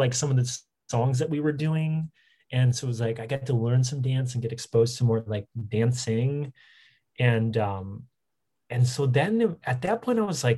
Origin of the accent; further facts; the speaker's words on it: Harrison Township, Michigan, United States; I'm from Michigan, from the Detroit area, like a half an hour northeast of Detroit from Harrison Township